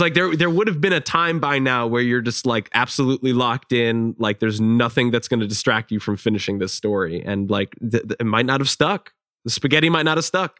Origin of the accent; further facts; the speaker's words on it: Chicago, Illinois, United States; I'm from Chicago.